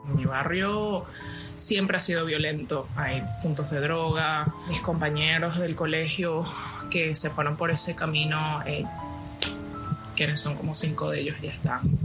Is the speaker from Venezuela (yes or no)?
yes; Venezuela; moved away; mi país